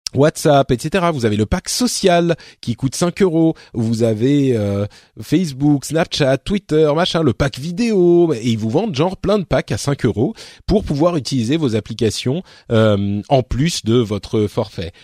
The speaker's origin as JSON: {"language": "French", "town": "Paris", "region": "Île-de-France", "country": "France", "said": "je suis parisien"}